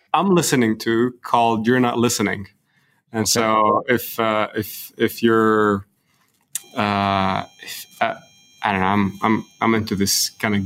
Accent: Lebanon; moved away as an adult; also born or lived in Beirut / Dubai / Saudi Arabia / Edmonton; now in Houston, United States; my hometown, which is Lebanon

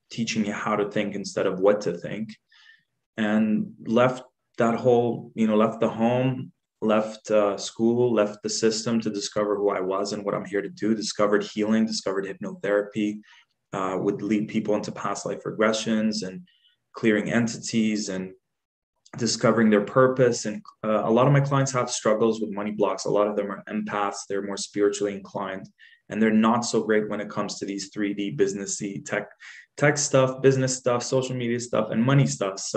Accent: Dubai, United Arab Emirates; also born or lived in Jordan; So I was born in Jordan, left there when I was four. We we went to this place at that time. It wasn't what it is today. It was an up and coming place called Dubai

